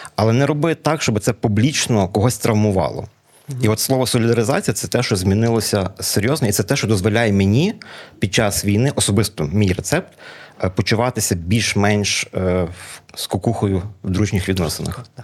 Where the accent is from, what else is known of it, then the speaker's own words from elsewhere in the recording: Lviv, Lviv Oblast, Ukraine; first language Ukrainian; коли я жив в 90-х роках, ми з моїм рідним братом в україномовній сім'ї у Львові, ми львів'яни в третьому поколінні